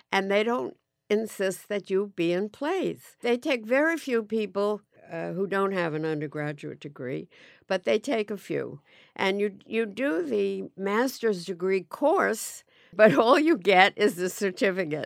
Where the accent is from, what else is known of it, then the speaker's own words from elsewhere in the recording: Forest Hills, New York, United States; also born or lived in Great Neck, Long Island / Manhattan; I grew up in, uh, Forest Hills, Long Island